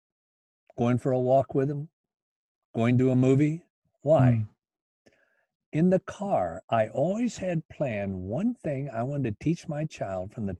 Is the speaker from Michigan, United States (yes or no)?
yes; Union City, Michigan, United States; also born or lived in Battle Creek, Michigan; Union City, where I was born in Union City